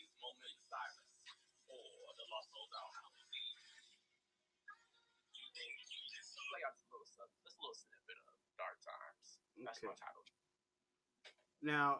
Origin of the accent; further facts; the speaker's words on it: the South, United States; I'm from the South